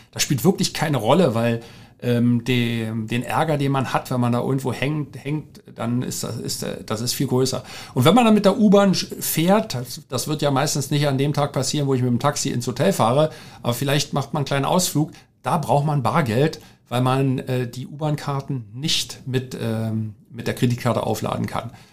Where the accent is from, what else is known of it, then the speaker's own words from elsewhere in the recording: Berlin, Germany; Ich bin ja in Berlin groß geworden, in West-Berlin und, äh, im Sü-, ganz im Süden in Rudo, das gehört zum Bezirk Neukölln